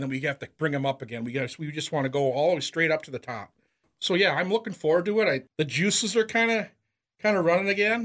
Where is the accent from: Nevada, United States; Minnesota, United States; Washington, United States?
Minnesota, United States; Owatonna; I'm from Wautana